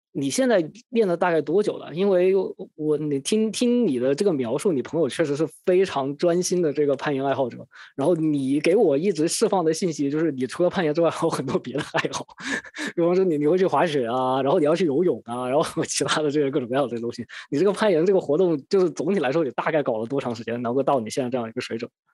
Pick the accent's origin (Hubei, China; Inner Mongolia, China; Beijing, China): Hubei, China; Wuhan; moved away; also born or lived in Sydney, Australia; 在湖北的一些地方，因为毕竟是我的家乡嘛